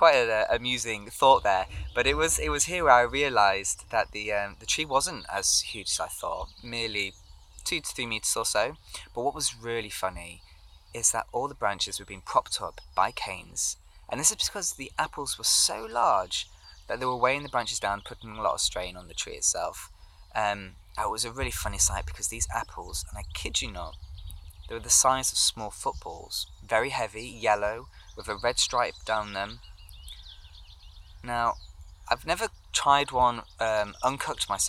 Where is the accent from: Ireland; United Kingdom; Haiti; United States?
United Kingdom; Lincolnshire, East Midlands; I grew up in Lincolnshire and most of my family lived in the county too